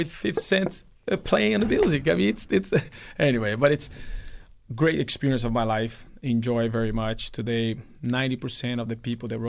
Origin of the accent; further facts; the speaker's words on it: Brazil; Well, my dad used to have a race team in my hometown.